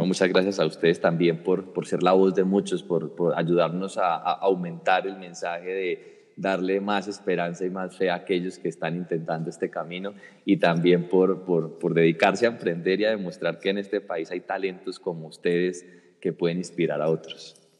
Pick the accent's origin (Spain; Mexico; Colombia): Colombia; como colombianos